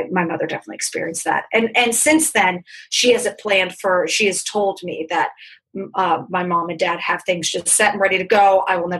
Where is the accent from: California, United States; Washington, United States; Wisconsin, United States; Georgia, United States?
California, United States; I grew up in California.